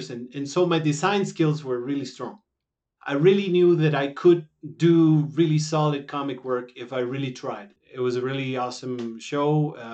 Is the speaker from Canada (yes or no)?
no; Hermosillo, Sonora, Mexico; English is a second language; moved away as an adult; now in Mexico City, Mexico; I am from Hermosillo, Sonora, Mexico, and I live in Mexico City right now.